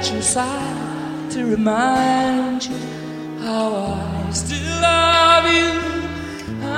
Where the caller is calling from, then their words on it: Bahia, Brazil; Ó pai, tô aqui da Bahia, ó pai.